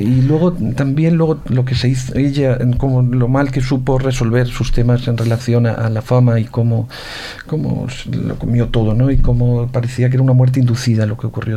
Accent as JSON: {"language": "Spanish", "area": "Ciudad Real", "region": "Castilla-La Mancha", "country": "Spain", "tie": "born or raised there", "also_born_or_lived": "Madrid", "said": "Yo soy del sur, soy de la Mancha, la Mancha Sur, a 30 kilómetros está mi, mi pueblo"}